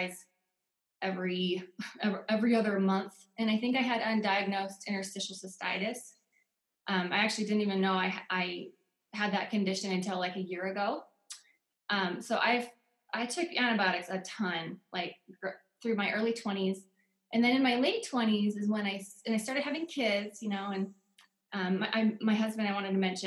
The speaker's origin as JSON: {"language": "English", "region": "Oregon", "country": "United States", "tie": "born or raised there", "moved": "as an adult", "lives_now": "Utah, United States", "said": "I grew up in Oregon. I moved to Utah when I was 19. I've been here ever since"}